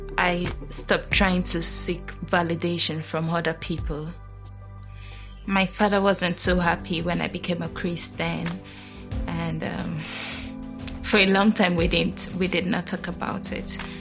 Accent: Nigeria; I was born in Nigeria

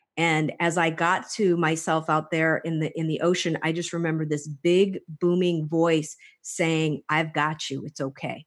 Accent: Hawaii, United States; also born or lived in Clawson, Michigan; I was actually raised on the islands. I was, uh, started off on Oahu

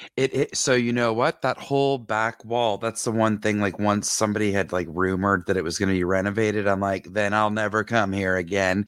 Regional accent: Georgia, United States; moved away as an adult; None of my family is in Georgia anymore

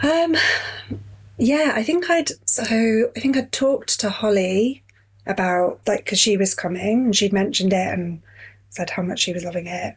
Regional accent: Yorkshire and the Humber, United Kingdom; moved away as an adult; also born or lived in Catford, London / South London; now in London, United Kingdom; I'm from Yorkshire originally. I moved down here. Yeah. Um, I was 21

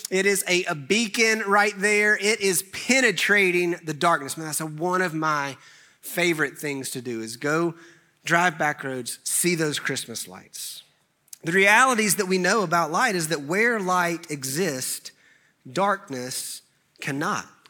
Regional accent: Clemmons, North Carolina, United States; I grew up in Clemens

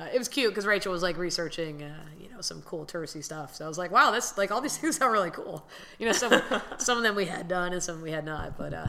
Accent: Miami, Florida, United States; born and raised in Miami

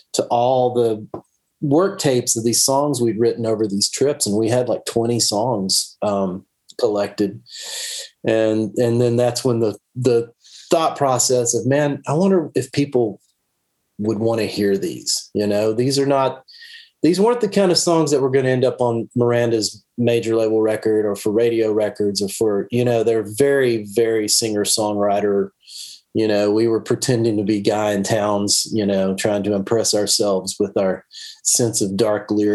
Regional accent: Dallas, Texas, United States; I grew up in Dallas

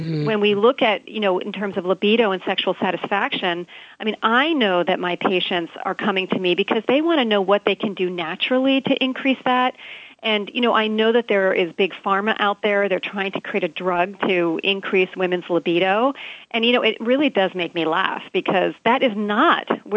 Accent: Hawaii, United States; Here in Hawaii, I'm from Hawaii

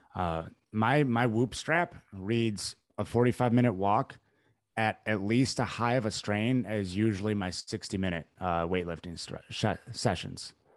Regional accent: Midwest, United States; I grew up in the Midwest

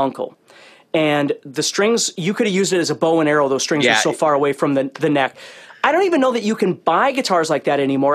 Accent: Fargo, North Dakota, United States; I grew up in North Dakota and it's in Fargo

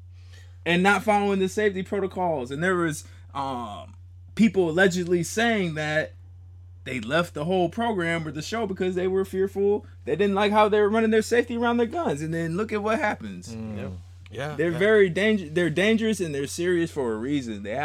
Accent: Littleton, Colorado, United States; I'm from Littleton, Colorado.

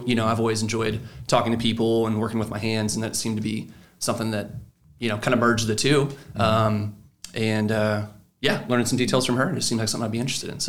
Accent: Murphysboro, Illinois, United States; I grew up in Murfreesboro and went through high school and started John A. Logan.

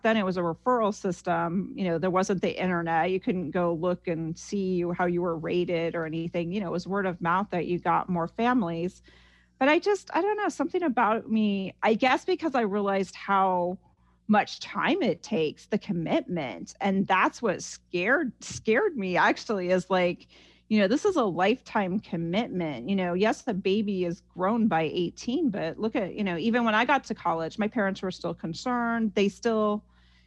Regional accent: Ames, Iowa, United States; now in Los Angeles, United States; growing up in Iowa was a wonderful experience for me.

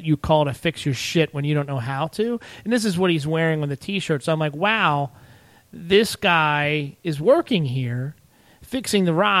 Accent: Arbutus, Maryland, United States; I grew up in Arbutus, so I used to go to the Arbutus carnival.

